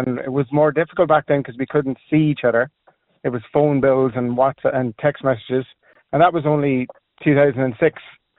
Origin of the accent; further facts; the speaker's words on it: Kerry, Munster, Ireland; and I'm a Kerry man as well